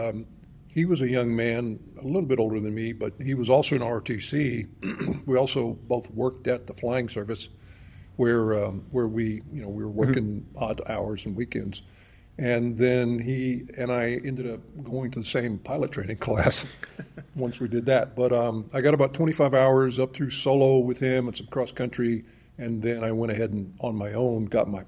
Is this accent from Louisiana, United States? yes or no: yes; Lafayette, Louisiana, United States; also born or lived in Bogota, Colombia; now in Tucson, United States; growing up down there